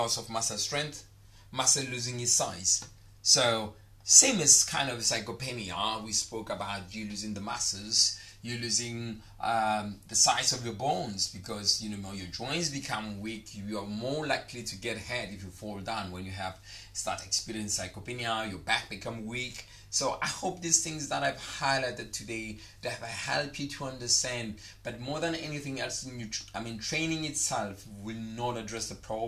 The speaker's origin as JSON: {"language": "English", "country": "South Africa", "moved": "yes", "lives_now": "Dubai, United Arab Emirates", "said": "your Dubai boy in the house, baby, your South African boy in the house"}